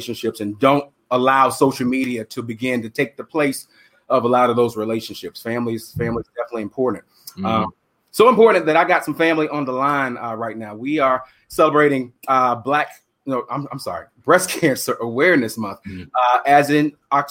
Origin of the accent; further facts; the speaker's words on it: South Carolina, United States; We grew up in South Carolina